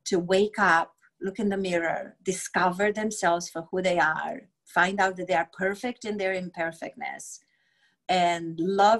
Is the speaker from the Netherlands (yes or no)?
no; Romania; English is a second language; moved away as an adult; now in United States; I grew up in Romania during communism